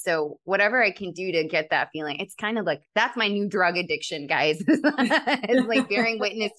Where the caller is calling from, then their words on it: Colorado, United States; moved away as an adult; I moved from Colorado to California, April of 2020